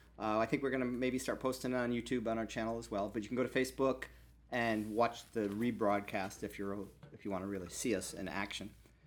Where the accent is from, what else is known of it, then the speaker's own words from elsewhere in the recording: Joliet, Illinois, United States; moved away as an adult; now in Maui, United States; I grew up in the Midwest in Joliet